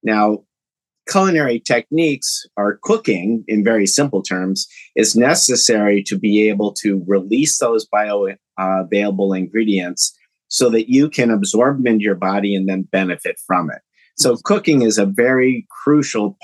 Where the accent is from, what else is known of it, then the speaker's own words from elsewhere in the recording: Champaign, Illinois, United States; moved away; also born or lived in Detroit; I'm actually from Champaign, Illinois